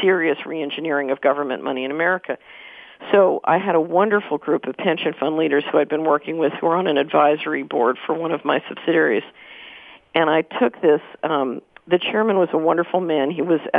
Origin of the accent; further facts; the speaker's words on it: Philadelphia, Pennsylvania, United States; I grew up in Philadelphia.